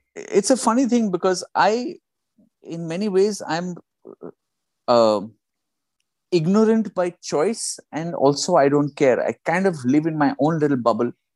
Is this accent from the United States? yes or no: no; India; moved away; also born or lived in United Kingdom; I'm from India